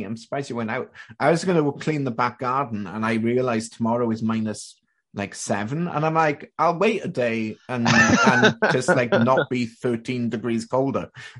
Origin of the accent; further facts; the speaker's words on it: Canada; I spent part of my time growing up in Canada and in high school.